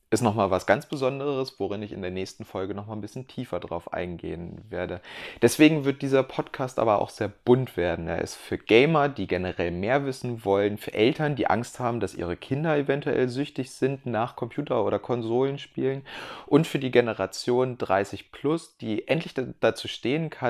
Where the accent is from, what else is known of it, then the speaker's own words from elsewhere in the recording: Hildesheim, Lower Saxony, Germany; now in Munich, Germany; Ich bin …, schon gesagt, und komme aus Niedersachsen, aus der Kleinstadt Hildesheim. Ähm, inzwischen bin ich allerdings in München